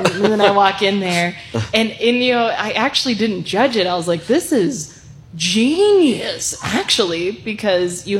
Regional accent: North Dakota, United States; now in New Mexico, United States; I am from North Dakota.

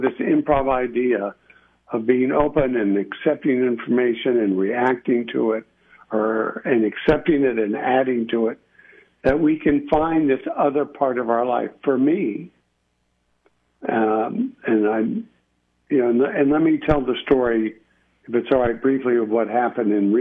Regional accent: El Paso, Texas, United States; moved away as an adult; also born or lived in Austin / Washington, D.C.; we grew up in El Paso

